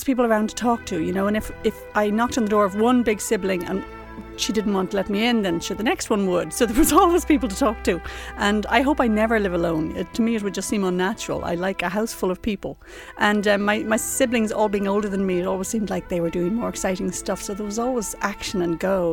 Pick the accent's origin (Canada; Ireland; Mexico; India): Ireland; also born or lived in New York; growing up in Ireland in the 80s, you always had that feeling of you'd get a degree and you'd get out